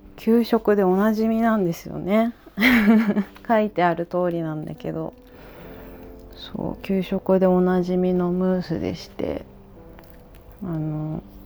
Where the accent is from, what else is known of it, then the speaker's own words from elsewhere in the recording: Kumamoto, Japan; あそう熊本出身なんですけどね私ね